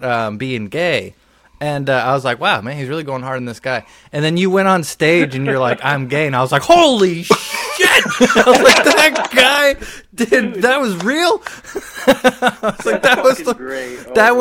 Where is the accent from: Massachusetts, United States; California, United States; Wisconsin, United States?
Massachusetts, United States; Lawrence; I grew up in Lawrence my whole life